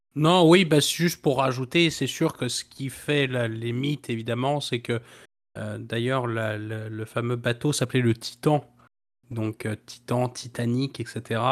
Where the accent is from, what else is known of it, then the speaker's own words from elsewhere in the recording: Brittany, France; ma région natale, donc la Bretagne